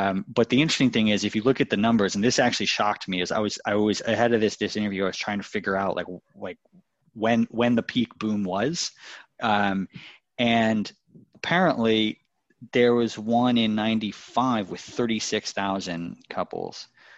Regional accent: New York City, New York, United States; I grew up in the New Yorker Hotel as well, or I was born in the New Yorker Hotel.

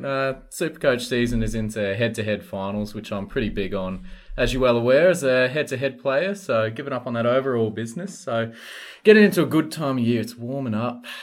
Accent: North Queensland, Australia

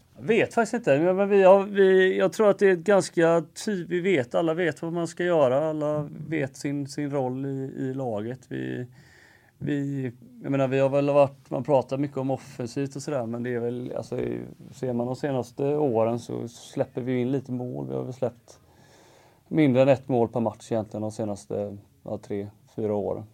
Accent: Gothenburg, Västra Götaland, Sweden; jag är uppväxt i Göteborg

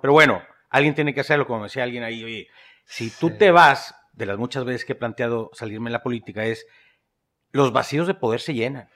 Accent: northern Mexico, Mexico; empiezo yo como cualquier norteño en México, emprendiendo negocitos

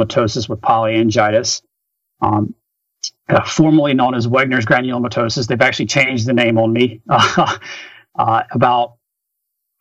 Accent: Rock Hill, South Carolina, United States; I was at a small Division I college called Winthrop University that was in my hometown

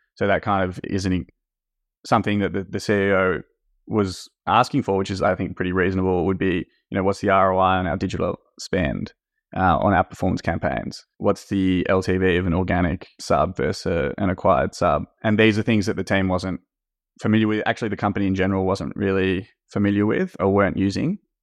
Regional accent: Australia; moved away as an adult; now in France; I grew up in Australia and was working in investment banking in Australia in M&A. And then at some point wanted to change, so I moved to France, which is where my dad's from.

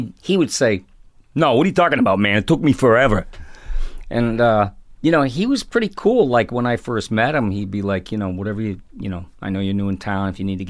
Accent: Ireland; And alcohol, well, being Irish, I know that there's way more to it than alcohol and being an alcoholic.

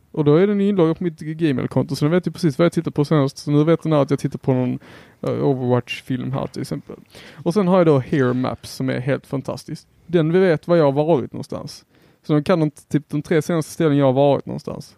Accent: Helsingborg, Skåne, Sweden; Jag är helsingborgare här

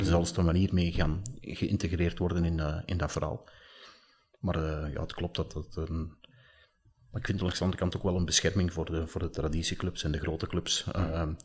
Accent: Belgium; wij daar als, als, als Belgen

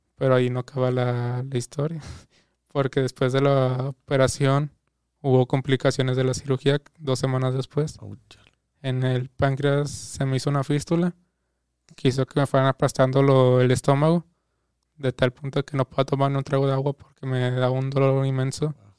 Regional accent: Guadalupe, Mexico; nací en Guadalupe

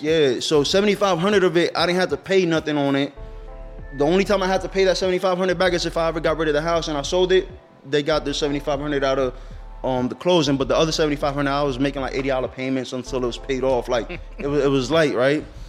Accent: Allentown, Pennsylvania, United States; I'm born and raised in Allentown

